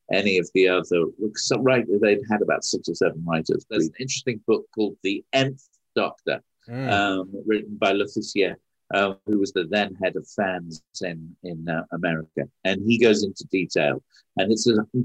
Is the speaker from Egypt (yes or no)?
no; United Kingdom; moved away; I was as British as I am